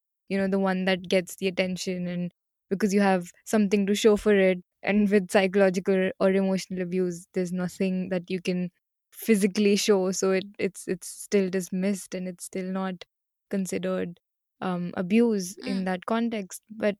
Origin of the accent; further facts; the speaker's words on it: India; because I'm from India, right?